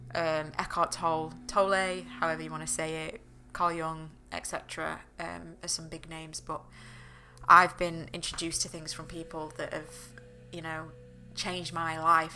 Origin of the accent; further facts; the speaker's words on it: the north of England, United Kingdom; I'm from England. I'm from up north